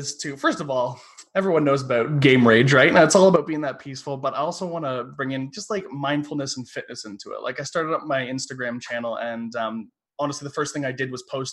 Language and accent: English; London, Ontario, Canada; I'm from London, Ontario, Canada